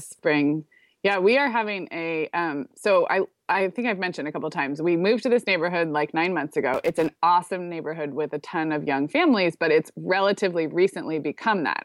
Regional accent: California, United States; moved away as an adult; also born or lived in Chicago; I grew up in California

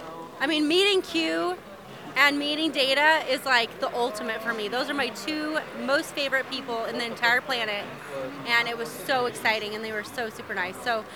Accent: Utah, United States; now in Las Vegas, United States; I'm from Utah, so I've only lived here for 18 years.

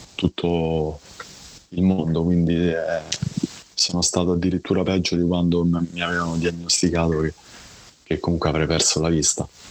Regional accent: Rome, Lazio, Italy; io sono di Roma, sono nato a Roma, ho 41 anni

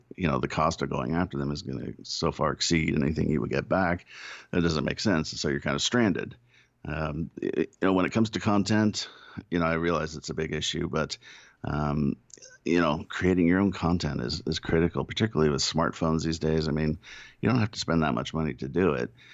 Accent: United States; I'm an American

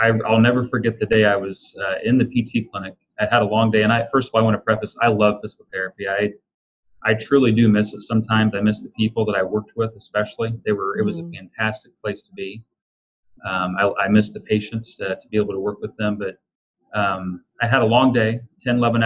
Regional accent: Illinois, United States; I'm a kid from Illinois

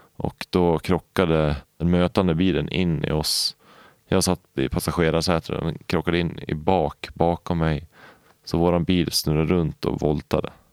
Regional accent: Valbo, Gävleborg County, Sweden; also born or lived in Upplands Väsby / Knivsta / Årsunda; vi flyttade till Valbo mellan Gävle och Sandviken. Och där bodde vi i tio år

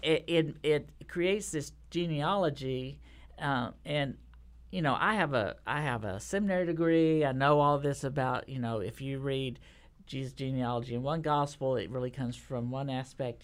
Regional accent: Texas, United States; now in Nashville, United States; I'm a Texan

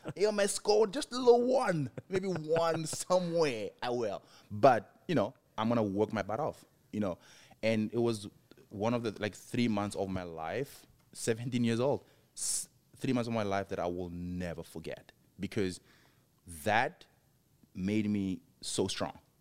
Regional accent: Mabopane, Gauteng, South Africa; moved away as an adult; also born or lived in Johannesburg, South Africa; now in United States; Pretoria to Mapupane, where I'm from, where my parents raised me

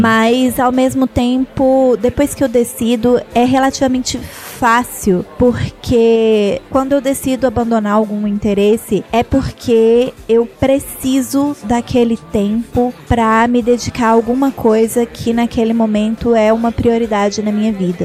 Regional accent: Belo Horizonte, Minas Gerais, Brazil; moved away; also born or lived in Ouro Preto; Eu nasci em Belo Horizonte

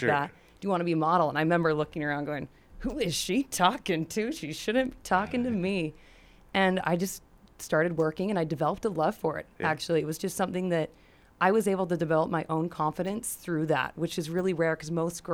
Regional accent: United States; I scream American.

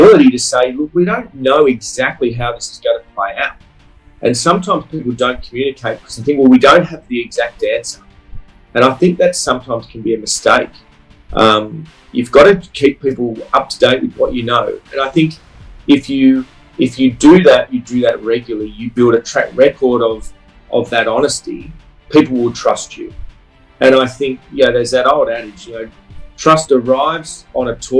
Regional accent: Sydney, New South Wales, Australia; I grew up in Sydney

